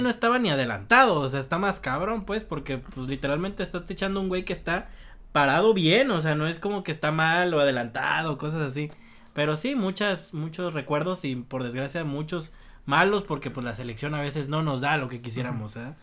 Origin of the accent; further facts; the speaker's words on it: Mexico; nosotros como mexicanos